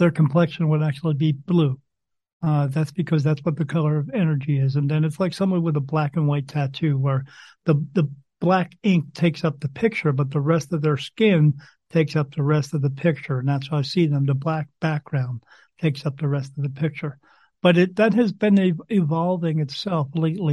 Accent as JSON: {"language": "English", "region": "New Jersey", "country": "United States", "tie": "born or raised there", "said": "I grew up in New Jersey"}